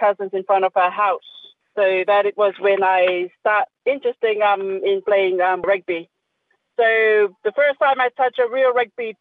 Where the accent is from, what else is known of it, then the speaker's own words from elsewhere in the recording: Samoa; Born and raised in Samoa